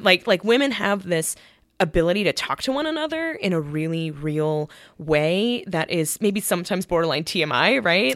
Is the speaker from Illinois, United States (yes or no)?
no; Colorado, United States; my, my brother and I are Korean, and we were raised in Colorado.